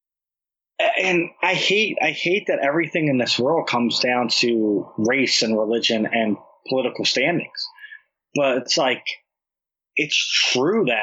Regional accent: New Jersey, United States; I'm from Jersey. When you meet someone from Jersey, you talk really fast and with an accent.

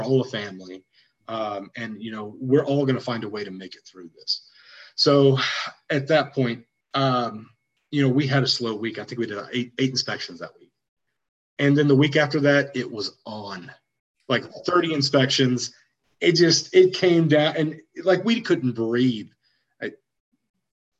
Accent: Waco, Texas, United States; moved away as an adult; also born or lived in College Station, Texas; now in Austin, United States; I'm from Waco

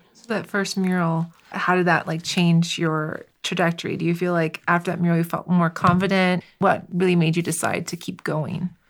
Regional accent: Miami, Florida, United States; I'm from Miami. Uh, my, my parents are Cuban immigrants

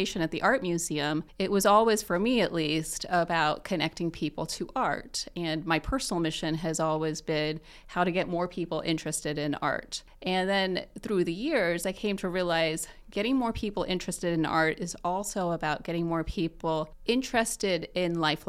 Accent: Muncie, Indiana, United States; a Muncie boomeranger

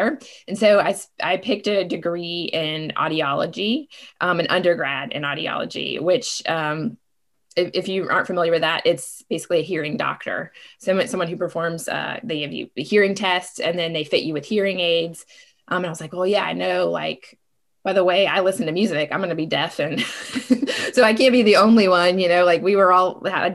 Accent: Savannah, Georgia, United States; I am from Savannah. I go way back in Savannah.

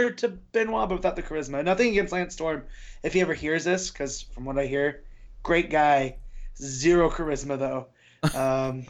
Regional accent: Las Vegas, Nevada, United States; here in my hometown

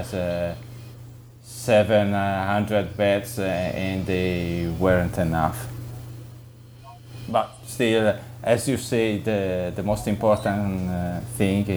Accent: Cremona, Lombardy, Italy; But my hometown is Cremona, in the middle of the Po Valley in Lombardia.

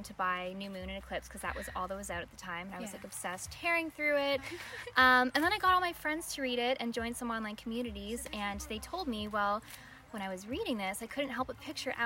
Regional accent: Toronto, Ontario, Canada; I am from Toronto, Ontario, Canada

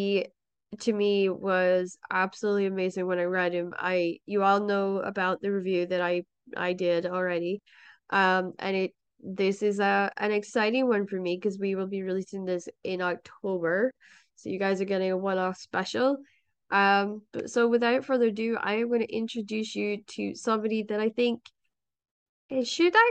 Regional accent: Shetland Islands, Scotland, United Kingdom; I come from the Shetland Islands

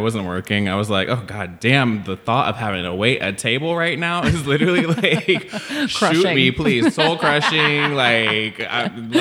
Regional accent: outside of Chicago, Illinois, United States; moved away as an adult; also born or lived in Long Beach, California; now in Los Angeles, United States; I was born in Long Beach, and then my family moved to Illinois. So they moved outside of Chicago.

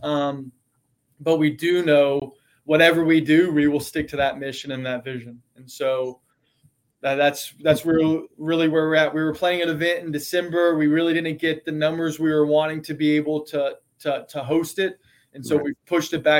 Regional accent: East Texas, United States; moved away; I grew up in East Texas

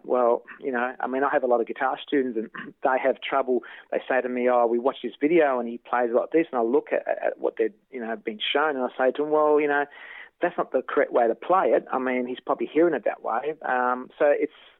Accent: Kyabram, Victoria, Australia; also born or lived in Shepparton; I was born and bred in Kyabram

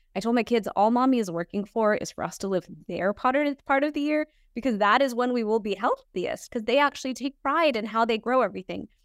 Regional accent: Houston, Texas, United States; I was born in Houston, Texas

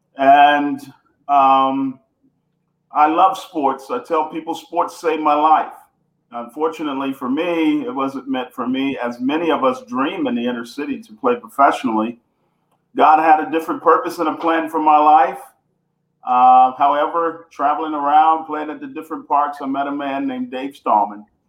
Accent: Houston, Texas, United States; also born or lived in Bunkie, Louisiana; I am uh, born in uh, Louisiana, Bunkie, small town Bunkie, Louisiana, but uh, grew up in Houston, Texas

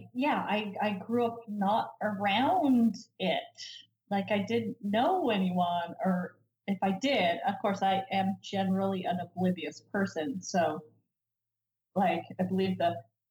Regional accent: Idaho, United States; I grew up in Idaho

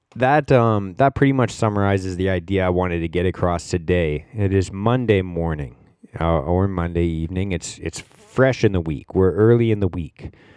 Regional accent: Canada; We're all Canadian. I grew up playing hockey

